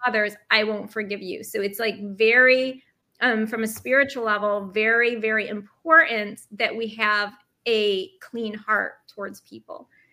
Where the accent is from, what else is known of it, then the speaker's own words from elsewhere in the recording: upstate New York, United States; moved away as an adult; also born or lived in Brooklyn, New York; now in New York City, United States; I'm originally from upstate New York. And when I moved to Brooklyn, it was 2007